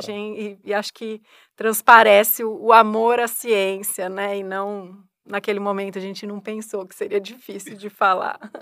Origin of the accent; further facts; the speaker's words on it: hometown near São Paulo, Brazil; moved away as an adult; now in Ribeirão Preto, Brazil; eu não sou daqui de Ribeirão, né? Eu vim para fazer faculdade aqui em Ribeirão e eu sempre tinha a ideia de voltar para minha cidade natal, que é próxima a São Paulo